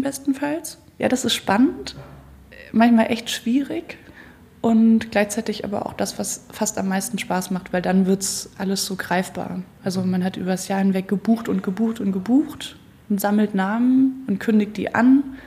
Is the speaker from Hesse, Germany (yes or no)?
yes; Marburg, Hesse, Germany; now in Hamburg, Germany; Ich komme ursprünglich ja aus Marburg an der Lahn. Da bin ich aufgewachsen.